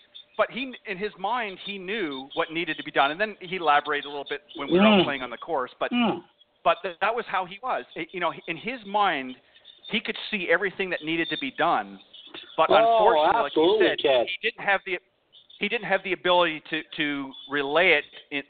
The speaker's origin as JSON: {"language": "English", "town": "Burlington", "region": "Ontario", "country": "Canada", "tie": "born or raised there", "also_born_or_lived": "Hamilton, Ontario", "said": "I was born in Hamilton, but I lived most of my life in Burlington."}